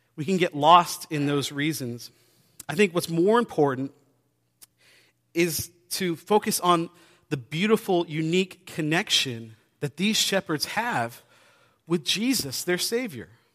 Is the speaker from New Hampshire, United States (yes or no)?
yes; New Hampshire, United States; I grew up in New Hampshire on the coast